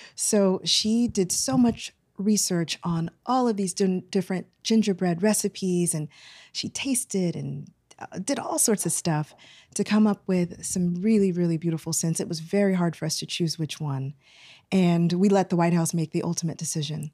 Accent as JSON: {"language": "English", "town": "Houston", "region": "Texas", "country": "United States", "moved": "yes", "said": "I'm originally from Houston, Texas, but I have a lot of family from Saint Louis"}